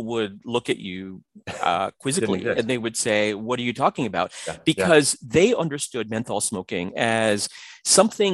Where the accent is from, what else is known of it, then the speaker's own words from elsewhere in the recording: New York City, New York, United States; when I was, you know, about 8, 9, 10 years old, growing up in the Bronx and then Queens, New York.